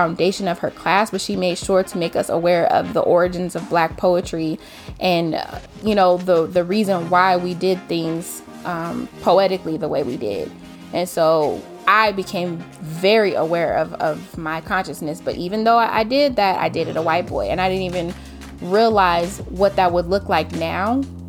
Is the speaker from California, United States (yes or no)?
yes; Inglewood, California, United States; also born or lived in Orange County, California; I was born and raised in Los Angeles, particularly Inglewood.